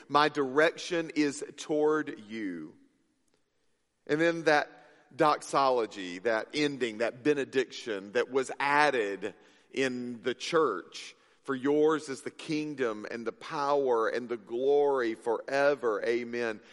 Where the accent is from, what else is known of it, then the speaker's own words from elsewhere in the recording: Mississippi, United States; moved away; I grew up in Mississippi